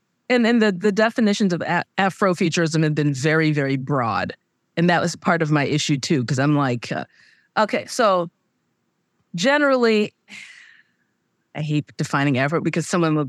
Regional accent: United States; I'm Nigerian American. I mean, it's way clear for me that that's not right.

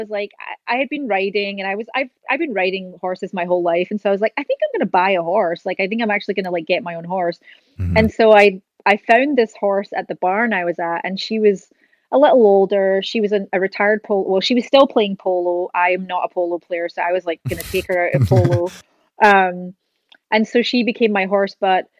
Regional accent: Scotland, United Kingdom; now in California, United States; She came from Argentina. I came from Scotland. We met in California

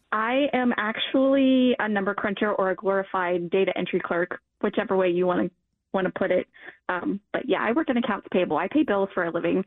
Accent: Northern Kentucky, United States; also born or lived in Denver, Colorado; I have lived in Kentucky my whole entire life. My mom moved back here when I was about two months old, so I really only know northern Kentucky

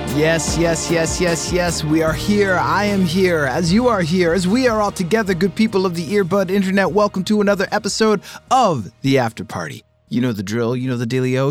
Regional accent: Boston, Massachusetts, United States; growing up in Boston around that band

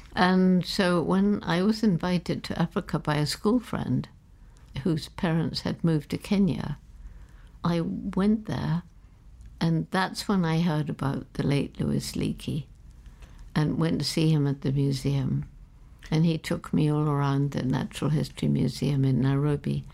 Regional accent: London, United Kingdom; I was born in London

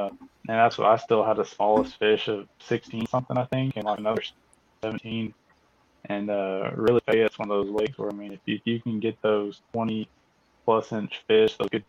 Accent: Conroe, Texas, United States; I'm from Conroe, Texas.

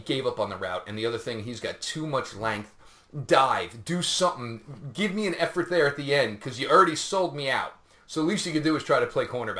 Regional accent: New Jersey, United States; moved away; I grew up in Jersey.

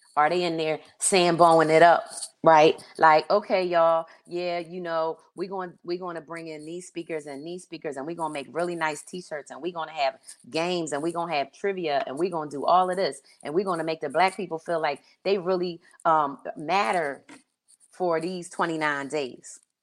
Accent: Philadelphia, Pennsylvania, United States; also born or lived in Delaware; now in Pacific Northwest, United States; I grew up in Philly

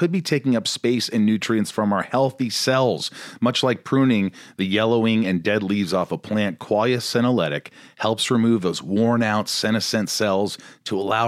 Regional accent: Indiana, United States; I grew up in Indiana, small town

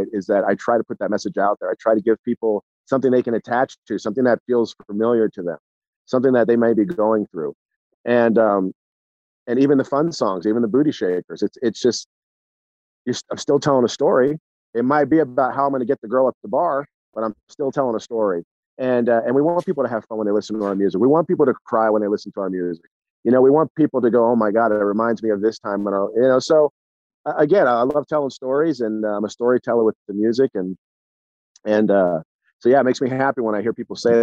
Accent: Southern California, United States; from Southern California

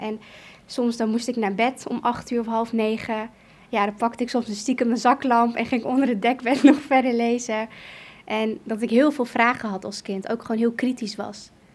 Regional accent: Emmeloord, Flevoland, Netherlands; moved away as an adult; also born or lived in Kurdistan; Ik ben opgegroeid in Nederland in Emmeloord

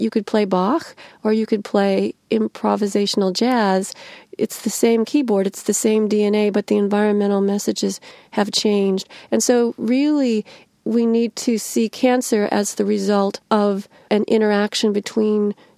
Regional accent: Illinois, United States; I grew up right in the middle of the middlest state in America, the second of the three I states. Illinois is both an industrial state.

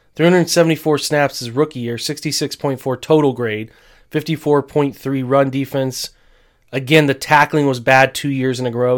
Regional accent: Marion, United States; moved away; had to drive to Marion, my hometown

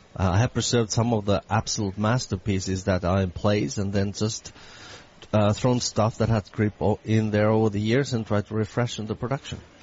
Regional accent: Finland; also born or lived in San Francisco; now in Boston, United States; my background is, of course, I come from Finland.

